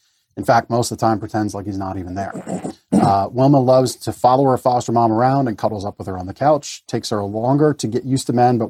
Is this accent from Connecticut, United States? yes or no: no; Reamstown, Pennsylvania, United States; also born or lived in Canada; I was born in Canada, moved to Reamstown when I was 10. So, you know, 32 of my 42 years on this earth have been here in the United States, and formalized that September of 2019.